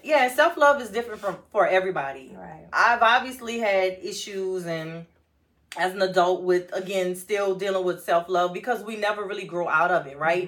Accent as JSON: {"language": "English", "town": "New Orleans", "region": "Louisiana", "country": "United States", "tie": "born or raised there", "said": "as a kid growing up in New Orleans"}